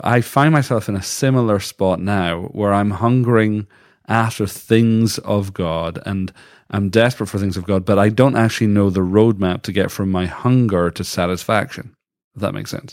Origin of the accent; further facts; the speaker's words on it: United Kingdom; moved away as an adult; now in Canada; as a British person, we never had Thanksgiving. So when I moved to Canada first